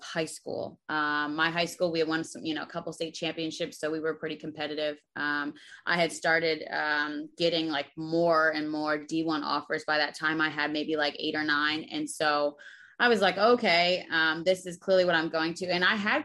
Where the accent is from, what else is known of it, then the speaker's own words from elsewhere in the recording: Berlin, New Jersey, United States; also born or lived in Greece; I'm from Berlin, New Jersey, a small city like 30 minutes from Philly in Jersey. So a proud Jersey girl